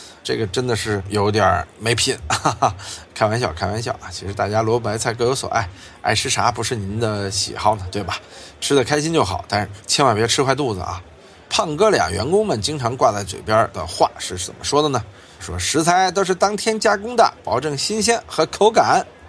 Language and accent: Chinese; Sichuan, China; 有人说四川的，我们四川人怎么就爱吃这些东西呢？就是四川啊，早年间啊，也是因为那会儿大家穷，在盆地里边。